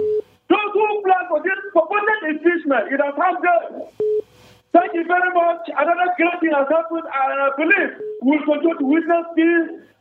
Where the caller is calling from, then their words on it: Jos, Plateau, Nigeria; I'm calling from Gwarukuba.